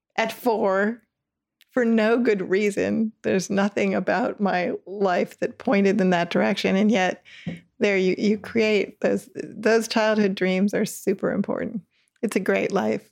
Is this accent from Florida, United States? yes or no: no; Ann Arbor, Michigan, United States; grew up in, in Michigan